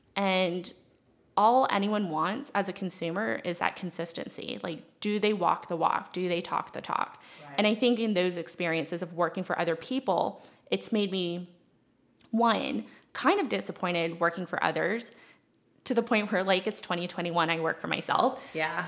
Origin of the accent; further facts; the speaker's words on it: Mount Pleasant, South Carolina, United States; also born or lived in Leonardtown, Maryland / Asheville, North Carolina; I was born in Maryland, okay. actually in Leonardtown, which is, you know, as far south as you could get in tobacco country. Then I moved here into Mount Pleasant, went to Clemson